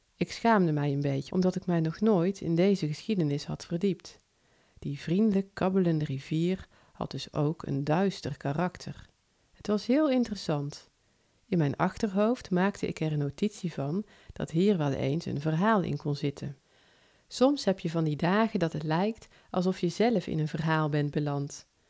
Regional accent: North Brabant, Netherlands; accent: soft G; Ik woon in Noord-Brabant ik denk dat je dat al wel hebt kunnen horen aan mijn zachte G

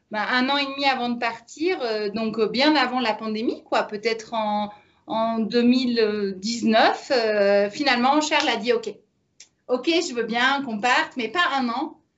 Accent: Paris, Île-de-France, France; moved away as an adult; also born or lived in Niger / Mauritania / Rome; on est parisien. On est parisien, on a pas mal voyagé. Euh, on a habité en Afrique.

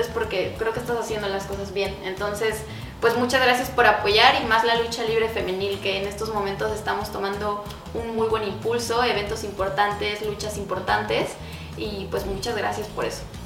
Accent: Mexico; nosotros como luchadores mexicanos que estamos de extranjeros aquí en Estados Unidos

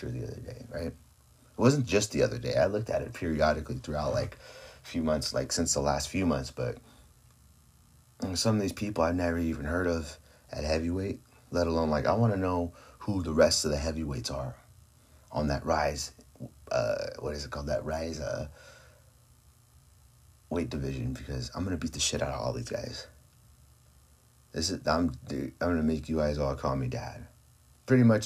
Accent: California, United States; my hometown. In my backyard, California.

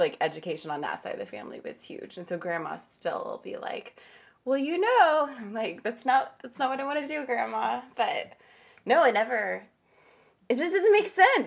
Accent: Kansas City, United States; I just say Kansas City because I feel like I've lived in all of it. But I always went to Shawnee Mission Schools

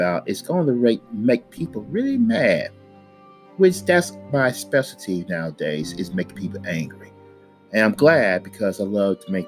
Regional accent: United States; I'm not from Africa. I am an American

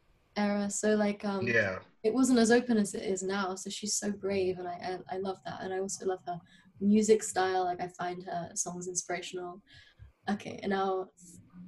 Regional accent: London, United Kingdom; I was born in London, but both my parents are Bulgarian

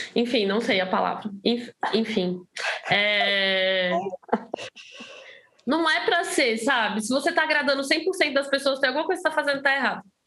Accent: Brasília, Federal District, Brazil; moved away as an adult; now in São Paulo, Brazil; sou de Brasília, né? Eu morava em Brasília antes de mudar para São Paulo

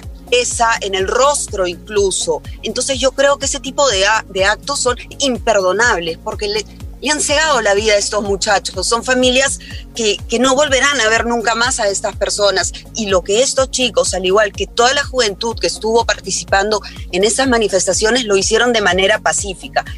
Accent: Peru; para mí como peruana

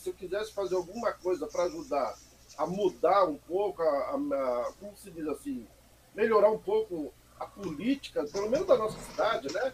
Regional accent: Mogi das Cruzes, São Paulo, Brazil; Eu nasci aqui mesmo, Mogi das Cruzes, cara. Né? Sou mogiano da Gema

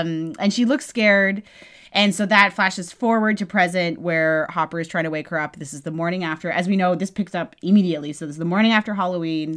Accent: Canada; clearly we're Canadian

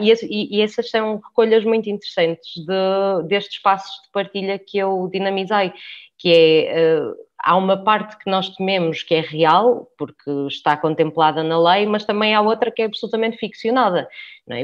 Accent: Porto, Norte, Portugal; eu sou do Porto

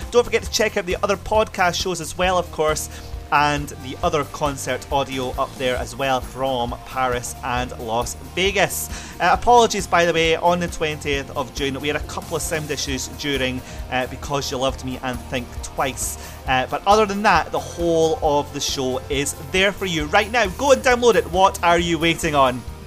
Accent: Scotland, United Kingdom; my home country

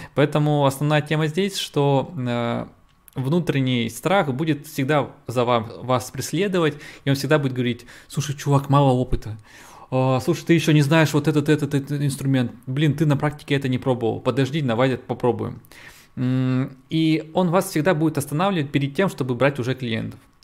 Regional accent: Yekaterinburg, Sverdlovsk Oblast, Russia; я из России, я из, из Екатеринбурга

